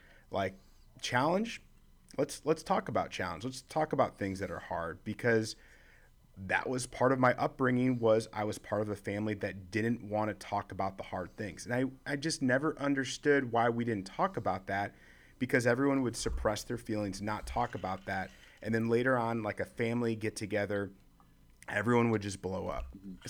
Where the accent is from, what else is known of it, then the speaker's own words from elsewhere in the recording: Chicago, Illinois, United States; also born or lived in North Carolina / St. Louis / Florida; now in Nashville, United States; the different landscapes that I come from Chicago, then moving to North Carolina – to St. Louis, Florida. Now I'm in Nashville.